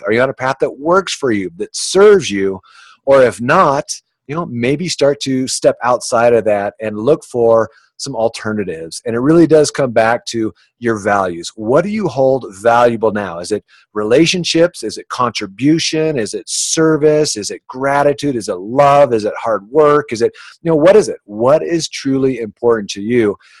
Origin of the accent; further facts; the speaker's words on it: Orange County, California, United States; also born or lived in Boulder, Colorado; growing up in Orange County, California, where it's just so materialistic.